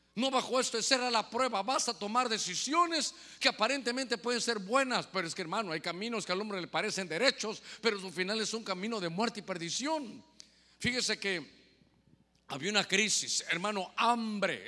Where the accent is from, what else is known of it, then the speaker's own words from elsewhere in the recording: Guatemala; now in Honduras; Ahora soy catrapín, mitad catracho y mitad chapín